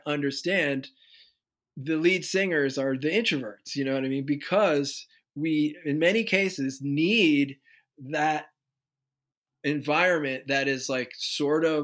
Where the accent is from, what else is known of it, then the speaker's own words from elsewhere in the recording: Basking Ridge, New Jersey, United States; growing up in New Jersey.